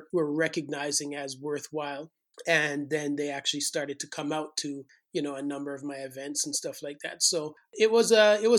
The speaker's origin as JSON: {"language": "English", "country": "Jamaica", "also_born_or_lived": "St. Thomas, Jamaica", "moved": "yes", "said": "growing up in Jamaica"}